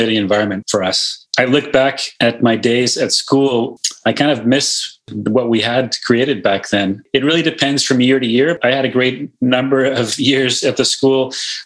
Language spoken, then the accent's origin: English; Winnipeg, Manitoba, Canada; moved away as an adult; now in Northern Canada; I grew up in Winnipeg, I grew up in Manitoba